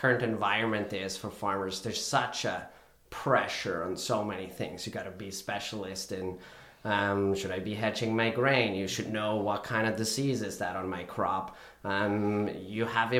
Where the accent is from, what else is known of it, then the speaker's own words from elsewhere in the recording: Switzerland; moved away as an adult; now in Canada; I currently reside in Canada, but initially I'm from Switzerland